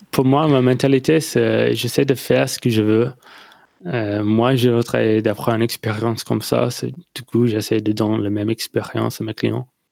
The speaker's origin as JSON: {"language": "French", "area": "near Melbourne", "region": "Victoria", "country": "Australia", "second_language": "French", "said": "je viens d'Australie, euh, près de Melbourne, dans le sud"}